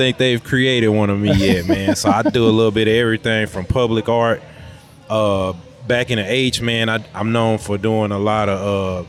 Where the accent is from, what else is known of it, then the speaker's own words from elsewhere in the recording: Houston, Texas, United States; I'm from the Houston